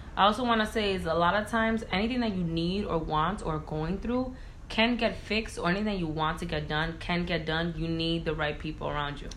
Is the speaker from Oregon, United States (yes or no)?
no; Providence, Rhode Island, United States; moved away as an adult; also born or lived in Boston; now in New York City, United States; I was born and raised in Providence, Rhode Island